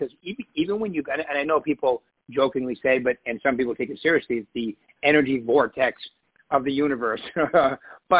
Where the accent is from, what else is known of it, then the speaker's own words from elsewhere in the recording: Sedona, Arizona, United States; I grew up in Sedona